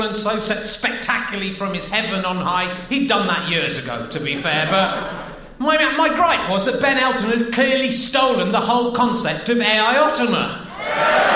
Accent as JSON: {"language": "English", "town": "Cheddar", "region": "South West England", "country": "United Kingdom", "said": "I'm from Cheddar"}